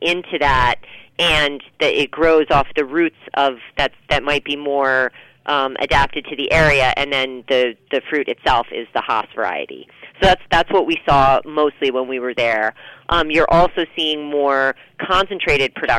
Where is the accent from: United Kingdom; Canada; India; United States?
United States; New England; I'm from New England